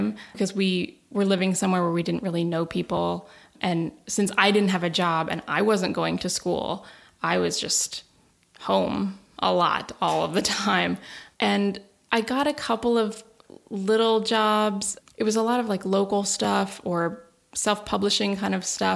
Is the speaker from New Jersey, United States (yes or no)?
no; Nebraska, United States; moved away as an adult; also born or lived in Los Angeles; now in Massachusetts, United States; I grew up in the Midwest in Nebraska